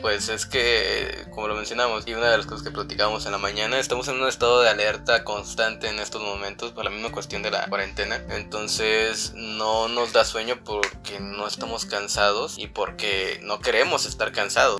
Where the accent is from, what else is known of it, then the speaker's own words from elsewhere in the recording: Monterrey, Nuevo León, Mexico; sí, somos de, somos de Monterrey. Somos una pareja de Monterrey.